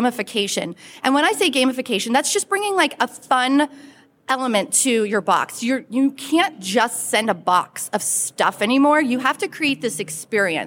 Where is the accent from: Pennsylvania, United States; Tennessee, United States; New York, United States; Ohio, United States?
Pennsylvania, United States; Pittsburgh; now in Western North Carolina, United States; I am originally from the Pittsburgh, Pennsylvania area, bleed black and gold, but now I live in the Blue Ridge Mountains of Western North Carolina